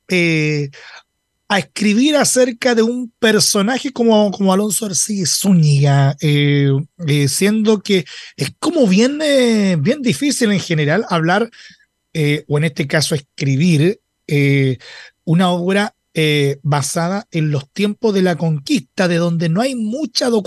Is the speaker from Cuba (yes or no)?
no; Chile; donde debería estar la esencia de nosotros como chilenos